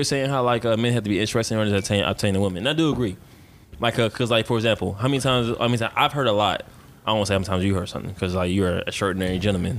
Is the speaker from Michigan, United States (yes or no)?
yes; Detroit, Michigan, United States; I'm from Detroit